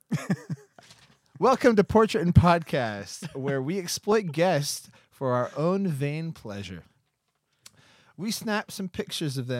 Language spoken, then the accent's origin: English; United States; now in Scotland; growing up in the States, where I lived anyway